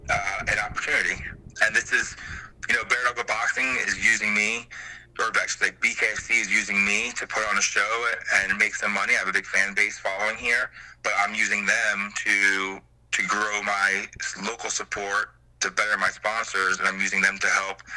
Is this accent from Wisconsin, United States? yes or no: no; Long Island, New York, United States; now in Roanoke, United States; I'm from Long Island, New York. I refer to Roanoke as my home now